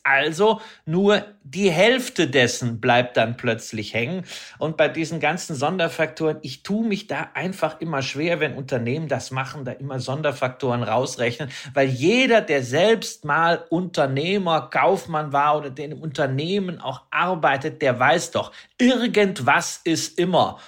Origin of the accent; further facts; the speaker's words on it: Datteln, North Rhine-Westphalia, Germany; ich bin ja groß geworden am Ostrand des Ruhrgebietes